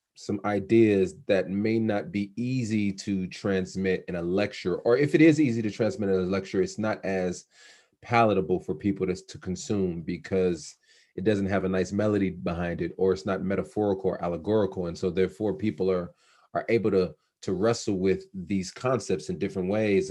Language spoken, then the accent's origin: English; outside Los Angeles, California, United States; I grew up in outside Los Angeles